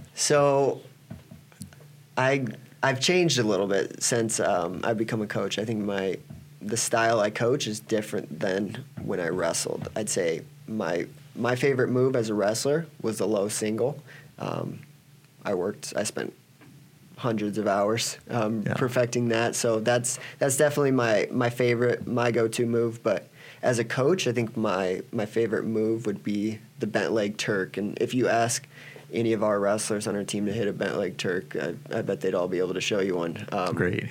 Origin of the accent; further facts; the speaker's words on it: Cedar Rapids, Iowa, United States; now in Nebraska, United States; I grew up in Cedar Rapids, Iowa